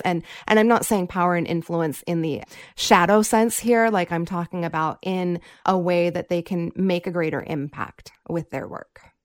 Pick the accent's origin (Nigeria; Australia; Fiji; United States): Fiji; I'm not actually from India. I am from Fiji